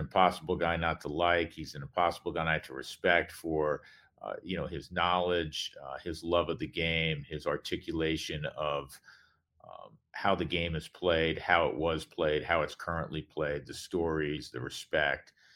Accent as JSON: {"language": "English", "region": "New York", "country": "United States", "tie": "born or raised there", "said": "growing up in New York"}